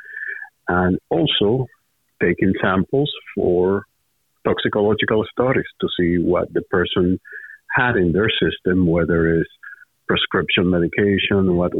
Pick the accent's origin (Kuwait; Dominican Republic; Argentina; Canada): Dominican Republic; Santo Domingo, Distrito Nacional; moved away as an adult; now in United States; I was born and raised in Santo Domingo, capital city of the Dominican Republic.